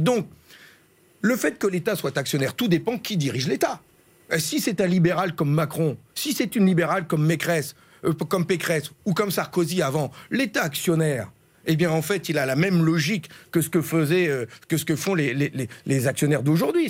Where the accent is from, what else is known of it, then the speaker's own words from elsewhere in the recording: Ch'ti, Hauts-de-France, France; je suis un ch'ti, je sais d'où je viens